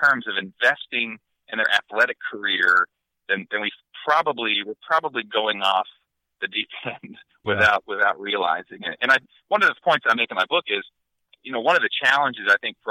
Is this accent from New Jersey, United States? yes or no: no; Northern Ohio, United States; So I grew up in Northern Ohio